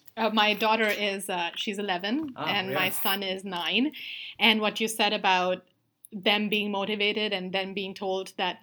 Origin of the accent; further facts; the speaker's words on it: India; moved away as an adult; now in United States; So I saw the difference between how I was raised back in India and then how my friends' kids were being raised here in US and in Canada.